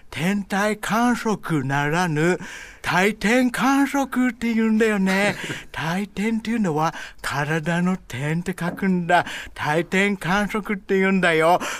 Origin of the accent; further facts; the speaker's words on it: Hawaii, United States; なんで私ハワイなのに、日本語の名前かというと、マザーファーザーは Japanese 私はハワイで育ってます